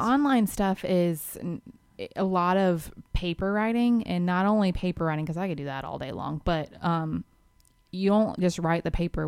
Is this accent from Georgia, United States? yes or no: yes; Georgia, United States; we're from Georgia